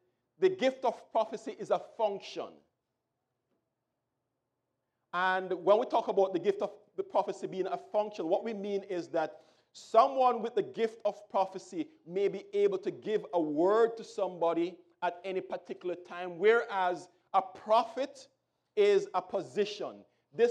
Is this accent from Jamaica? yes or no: yes; Jamaica; when I was growing up in Jamaica